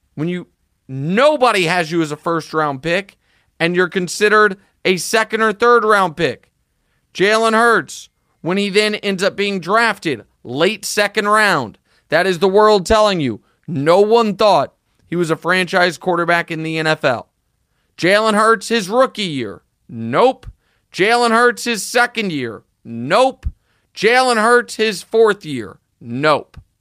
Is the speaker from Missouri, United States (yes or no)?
yes; Kansas City, Missouri, United States; It's my hometown bias